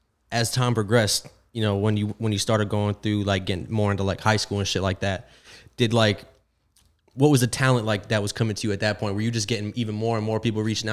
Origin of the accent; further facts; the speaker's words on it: South Florida, United States; I'm also from South Florida too.